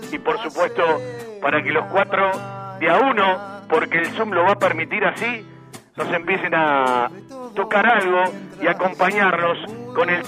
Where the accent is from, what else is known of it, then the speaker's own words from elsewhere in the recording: Banfield, Buenos Aires Province, Argentina; now in abroad; yo en Banfield, soy, soy hincha de Banfield, soy de Banfield. Lo digo a todo acá.